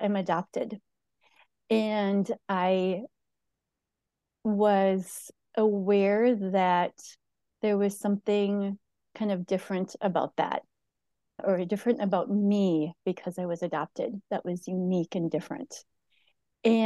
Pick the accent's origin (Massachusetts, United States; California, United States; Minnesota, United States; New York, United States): Minnesota, United States; St. Paul; now in Hudson, United States; I live in Hudson, Wisconsin. I was raised in St. Paul, Minnesota